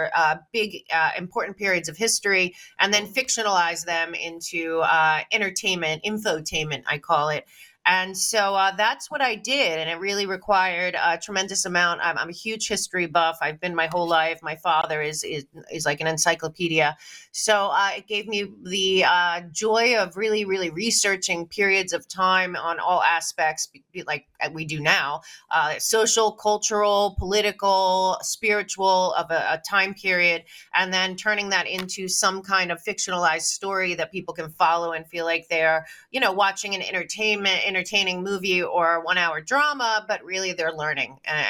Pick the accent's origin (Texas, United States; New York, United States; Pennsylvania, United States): New York, United States; Manhattan; also born or lived in Florida / Los Angeles; growing up in Manhattan and in Florida